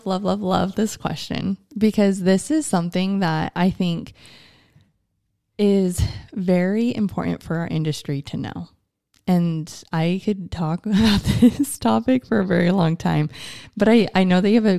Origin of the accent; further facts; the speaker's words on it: United States; as an American